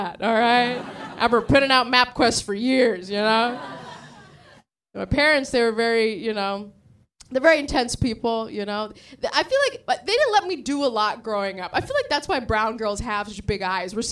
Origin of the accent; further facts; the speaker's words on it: San Diego, California, United States; moved away as an adult; also born or lived in Sri Lanka; now in New York, United States; I grew up in San Diego.